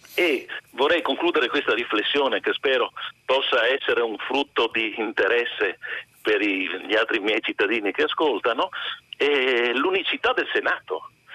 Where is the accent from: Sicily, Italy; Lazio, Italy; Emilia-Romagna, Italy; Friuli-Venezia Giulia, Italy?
Friuli-Venezia Giulia, Italy; io friulano